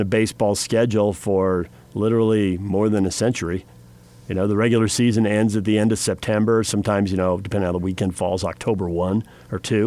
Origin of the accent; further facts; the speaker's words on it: California, United States; moved away; growing up in California, school went till mid-June